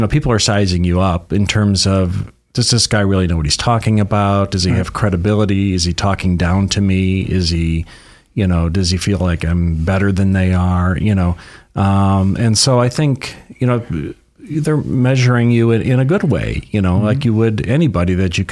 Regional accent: Detroit, Michigan, United States; moved away as an adult; also born or lived in Los Angeles / San Francisco; now in Sacramento, United States; I'm originally from Detroit area and lived in Michigan for about the first 25 years of my life.

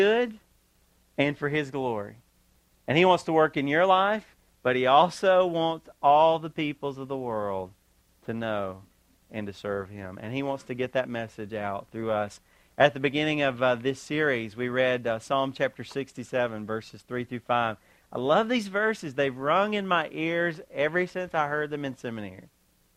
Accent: United States; I'm an American

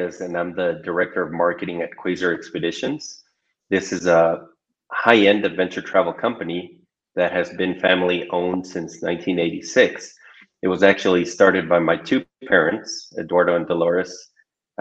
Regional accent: Ecuador; moved away as an adult; now in Chile; I'm originally from Ecuador

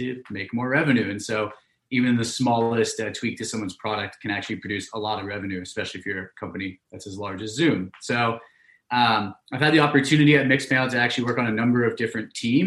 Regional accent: Pleasanton, California, United States; also born or lived in London; I'm originally from Pleasanton, California. So that's out in the East Bay, Northern California

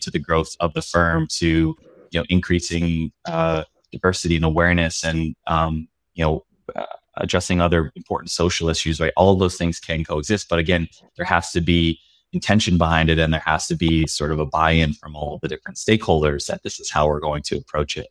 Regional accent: Pennsylvania, United States; moved away as an adult; also born or lived in Davis, California; I grew up in Pennsylvania in a really small town in rural Pennsylvania

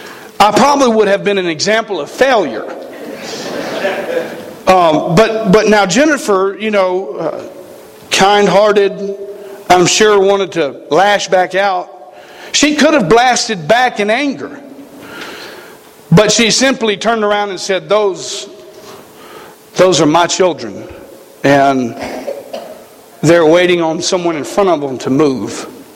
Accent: the South, United States; Now, we come from the South. Okay, we shoot things. We don't, you know, we don't like have this conservation thing that they got in Montana. We kill animals, okay? We grew up in an area where fighting was pretty prevalent.

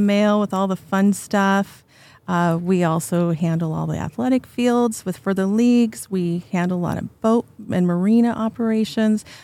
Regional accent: Woodinville, Washington, United States; I grew up in Woodenville.

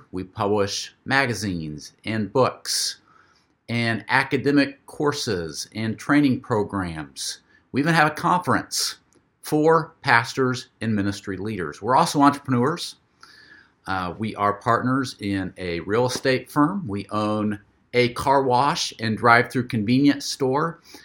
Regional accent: Florida, United States; here in my hometown

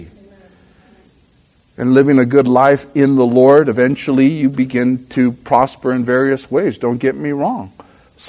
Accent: El Monte, California, United States; I'm from Monte, El Monte

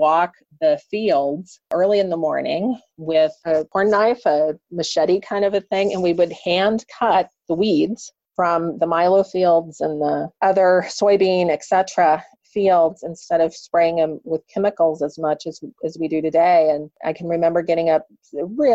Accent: Kansas, United States; I grew up in Kansas here in the U.S. I grew up on a farm

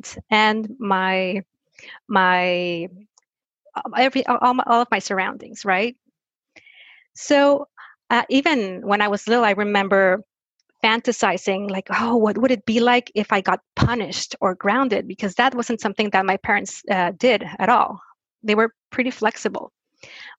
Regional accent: Mexico; I was born and raised in Mexico

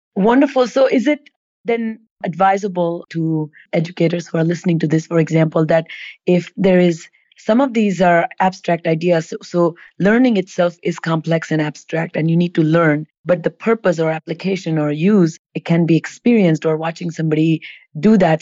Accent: India; moved away as an adult; I grew up in India

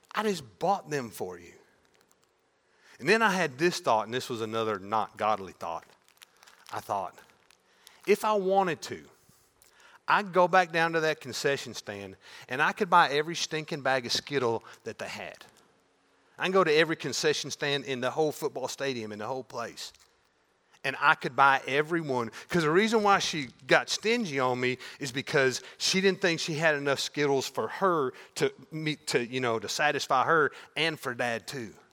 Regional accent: Maryville, United States; a high school football game in the fall in my hometown.

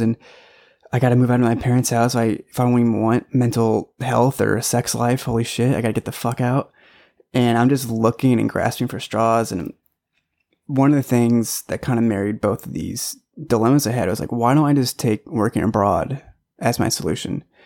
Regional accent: St. Louis, Missouri, United States; moved away; I was born in Saint Louis, Missouri. So, Midwest boy

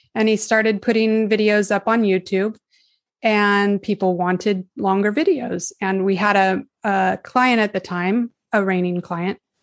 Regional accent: California, United States; I was born here in California fifty-two years ago.

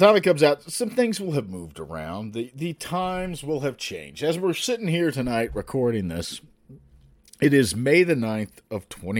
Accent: the South, United States; I am from the South.

